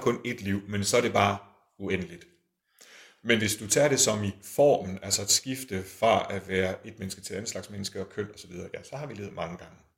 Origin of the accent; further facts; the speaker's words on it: Aalborg, North Denmark Region, Denmark; moved away; så arbejder jeg i Aalborg, det er der, hvor jeg kommer fra